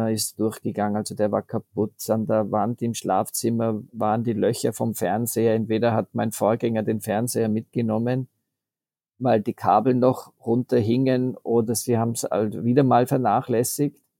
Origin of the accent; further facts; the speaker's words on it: Austria; Das ist ja bei uns in Österreich auch der Fall, dass die Häuser, die zwei Saisonen haben, sich einfach leichter tun und mehr investieren können